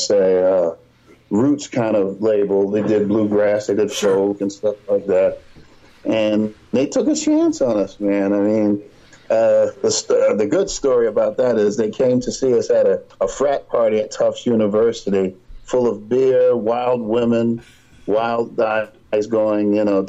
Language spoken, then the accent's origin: English; New Jersey, United States; now in Beverly, United States; I was from New Jersey, so going back kind of home